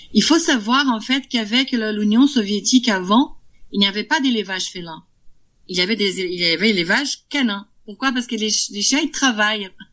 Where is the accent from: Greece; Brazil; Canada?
Brazil; now in Vierzon, France; Je suis brésilienne.